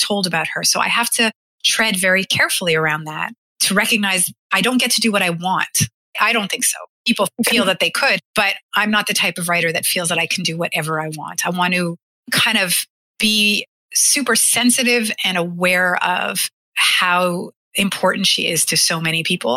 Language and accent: English; Canada; as a Canadian, as a white woman, as somebody from the 21st century